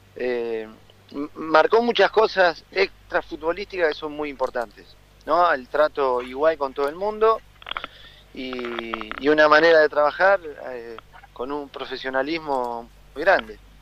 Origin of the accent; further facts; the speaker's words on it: Argentina; moved away as an adult; si salí de Argentina como salí en su momento de jugador es para tratar de estar lo más el, tiempo mayor posible fuera para bueno algún día regresaré a, mi país porque yo Argentina lo amo